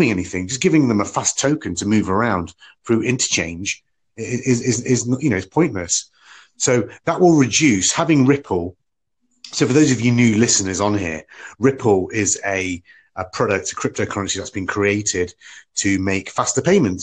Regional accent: United Kingdom; I'm from the United Kingdom

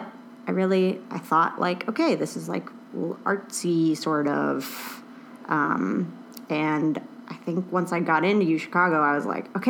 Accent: Murrysville, Pennsylvania, United States; moved away; I grew up in Murraysville

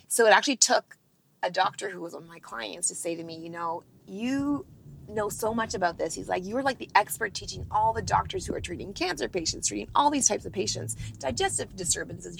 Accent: Northern Ontario, Canada; I grew up in Northern Ontario, Canada

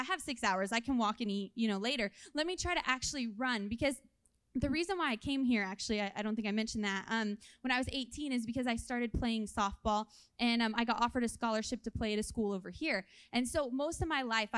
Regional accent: California, United States; moved away; I'm originally from California, so all my family lives there

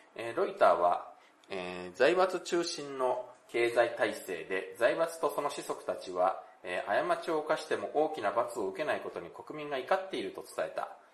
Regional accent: Japan; also born or lived in South Korea; 日本生まれ、韓国在住経験あり、仕事でたまに行き来している日本人

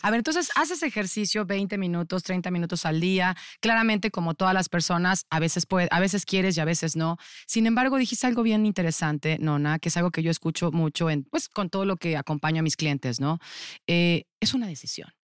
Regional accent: Cuautitlán Izcalli, State of Mexico, Mexico; yo viví toda mi infancia en Cuautitlán Izcalli

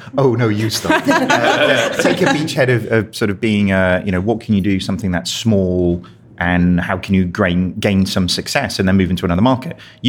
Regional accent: United Kingdom; I mean, we're British. We love parchment.

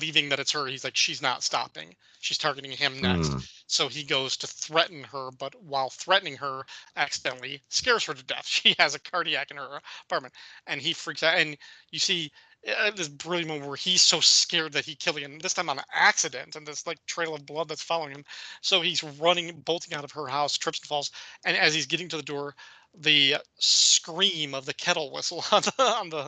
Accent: Illinois, United States; I grew up in the Midwest in Illinois, in like a town that was surrounded by farms all around

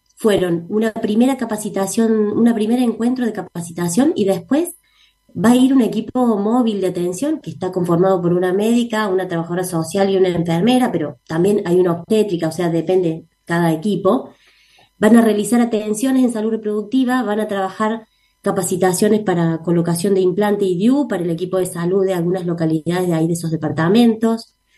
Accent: Córdoba, Argentina; nosotras somos cordobesas, así que somos locales acá

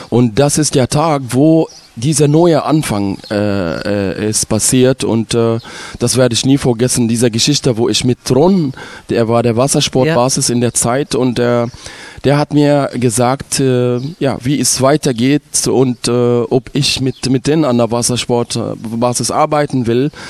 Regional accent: Ismailia, Ismailia Governorate, Egypt; Also ich komme aus Ismailia, das liegt am Suezkanal

